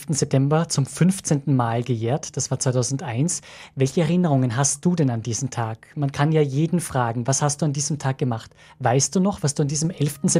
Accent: Austria; sind wir Österreicher da ein bisschen altfadrisch sozusagen, ist ein bisschen hin nach hinten geblieben

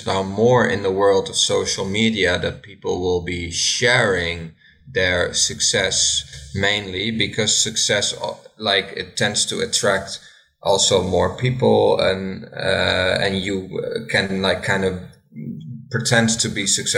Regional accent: Enschede, Overijssel, Netherlands; now in Sweden; I am from Enschede, the Netherlands.

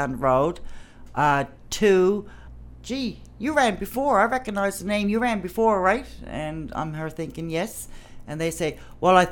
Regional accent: Canada; I grew up in Ward 1, and I chose to stay in the East End because I love it there.

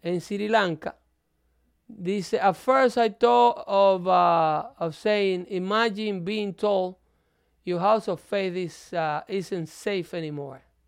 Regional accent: Dominican Republic; now in United States; yo soy de República Dominicana

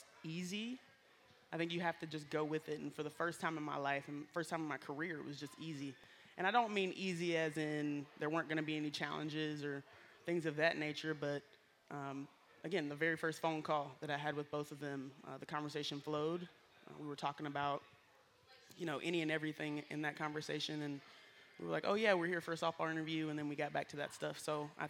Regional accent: Hattiesburg, Mississippi, United States; I was born and raised in Hattiesburg, Mississippi

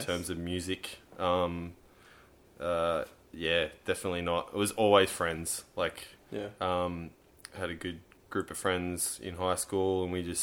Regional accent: Fern Bay, New South Wales, Australia; I was like back in my hometown, living in Ferne Bay

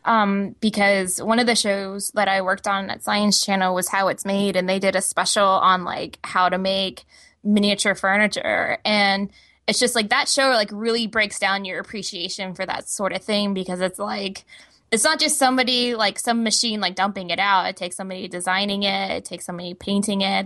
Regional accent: Texas, United States; moved away; I'm originally from Texas

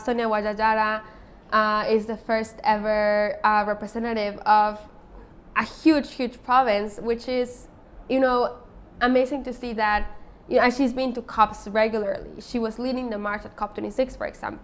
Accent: Otomi Toltec community in central Mexico, Mexico; I am from the Otomi Toltec community in central Mexico

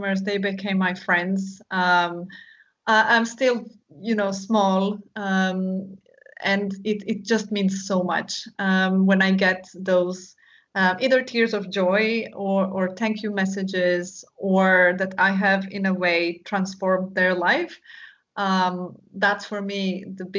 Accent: Istria County, Croatia; the first retreat that I organized was in my hometown, so in my region, Istria, Croatia

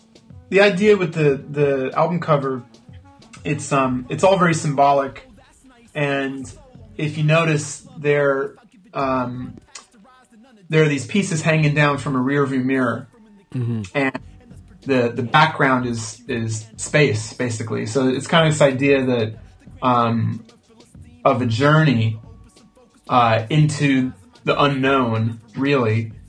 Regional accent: Spain; also born or lived in United Kingdom / United States; because I was born in the States, but I grew up in Spain and the UK.

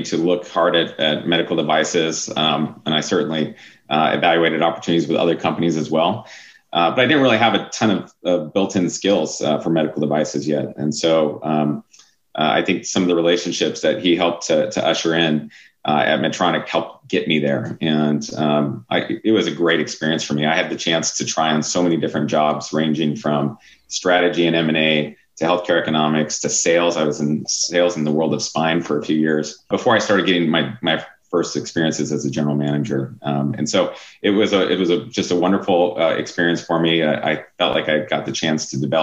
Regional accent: Pacific Northwest, United States; moved away as an adult; now in Switzerland; I was born and raised in the Pacific Northwest

